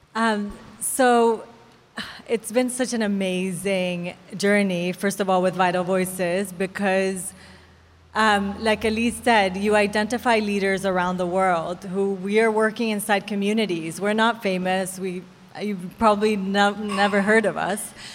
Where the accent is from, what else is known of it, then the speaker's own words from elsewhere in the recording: El Salvador; I grew up in El Salvador.